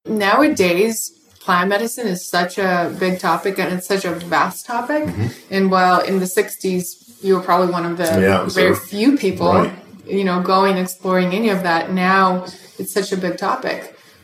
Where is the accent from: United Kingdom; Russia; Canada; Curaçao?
Russia; Russians sees a mushroom and we just want to pick it.